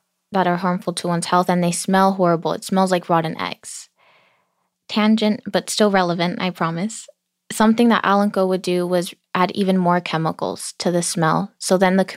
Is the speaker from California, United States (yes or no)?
yes; Los Angeles, California, United States; I grew up in South Los Angeles in this beautiful, vibrant community in between Staples Center